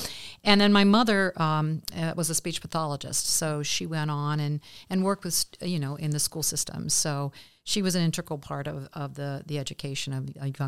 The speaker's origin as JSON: {"language": "English", "town": "Kenton", "region": "Ohio", "country": "United States", "tie": "born or raised there", "said": "Kenton was a fabulous small town, very similar to Bellefontaine in some respects."}